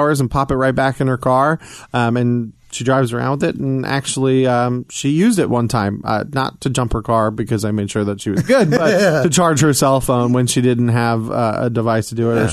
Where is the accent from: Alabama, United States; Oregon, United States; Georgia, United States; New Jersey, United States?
Georgia, United States; Atlanta; moved away as an adult; also born or lived in New York; now in Midwest, United States; spending the majority of my years down in Atlanta